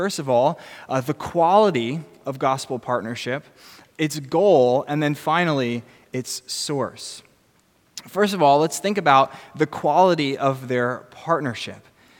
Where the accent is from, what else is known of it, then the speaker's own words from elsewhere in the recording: New Jersey, United States; I'm from New Jersey.